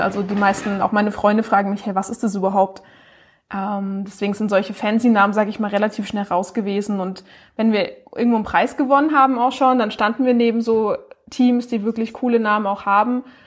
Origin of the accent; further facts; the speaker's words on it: Baden-Baden, Baden-Württemberg, Germany; now in Freiburg, Germany; ich komme aus Baden-Baden, wohne aber jetzt in Freiburg